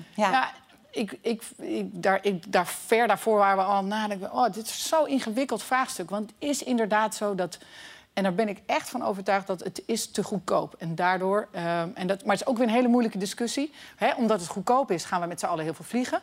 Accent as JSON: {"language": "Dutch", "town": "Haarlem", "region": "North Holland", "country": "Netherlands", "said": "ik kom uit Haarlem"}